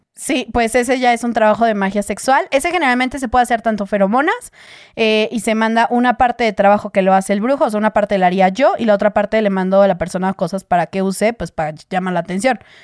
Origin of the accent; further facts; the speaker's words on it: Mexico; yo soy de México